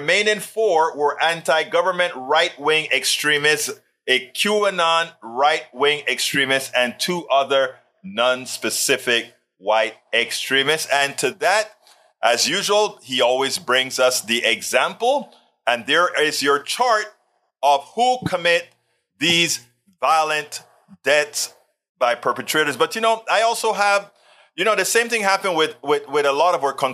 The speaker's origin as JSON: {"language": "English", "town": "Coco Solo", "country": "Panama", "tie": "born or raised there", "said": "I was born in Panama"}